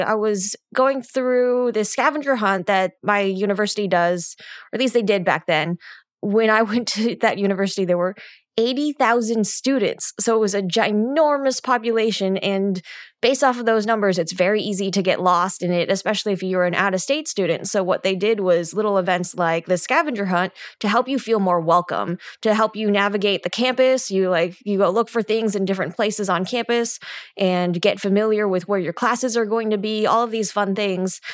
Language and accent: English; California Bay Area, United States; I grew up in the California Bay Area where we were 80% Asian in my high school